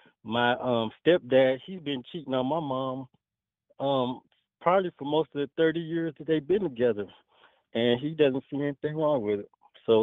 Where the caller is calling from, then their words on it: Pearland, Texas, United States; Oh, hey, Tanya. … from Pearland, Texas.